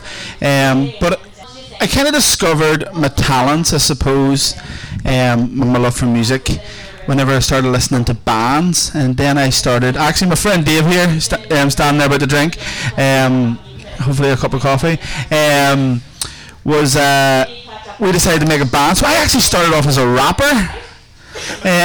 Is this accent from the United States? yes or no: no; a small village outside of Lurgan, Northern Ireland, United Kingdom; I am from a small village outside of Lurgan called Marlin